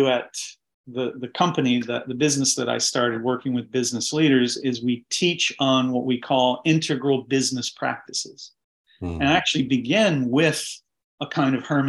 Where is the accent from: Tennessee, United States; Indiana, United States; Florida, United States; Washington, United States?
Tennessee, United States; Jellico; now in Baltimore, United States; I was called to missionary service when I was 12 in Jellicoe, Tennessee, in a tent meeting